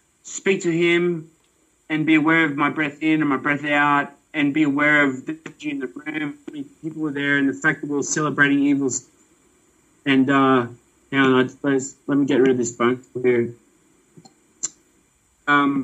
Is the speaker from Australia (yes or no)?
yes; Australia; I'm an Aussie